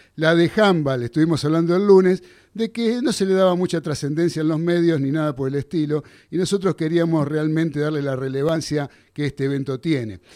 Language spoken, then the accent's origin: Spanish; Buenos Aires, Argentina; Yo me crié en Flores, pero de Caballito estoy muy cerquita